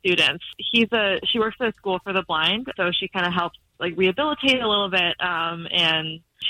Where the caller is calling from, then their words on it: Lake Nona, Florida, United States; Lake Nona.